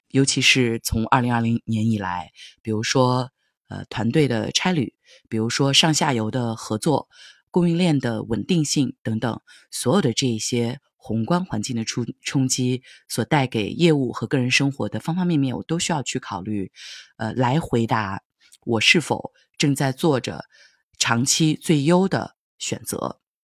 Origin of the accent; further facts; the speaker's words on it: Linfen, Shanxi, China; moved away; also born or lived in Silicon Valley, California / New York; 会有两三周就回到山西临汾平阳我的家乡